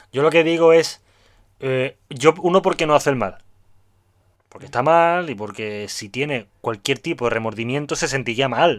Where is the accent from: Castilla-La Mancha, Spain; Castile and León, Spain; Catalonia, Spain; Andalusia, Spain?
Andalusia, Spain; Seville; soy sevillano